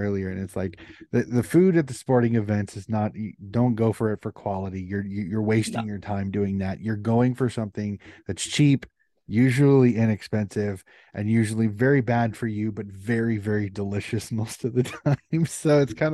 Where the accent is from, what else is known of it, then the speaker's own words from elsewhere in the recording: United States; I'm an American